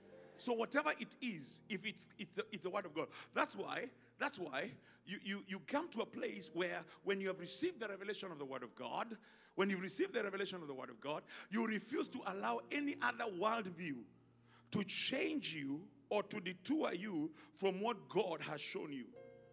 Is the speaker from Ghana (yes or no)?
yes; Ghana; You know, I'm Ghanaian.